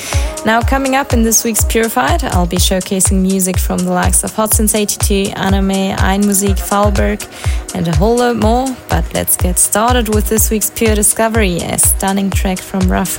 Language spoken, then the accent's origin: English; Switzerland; moved away; I'm in my home country of Switzerland this week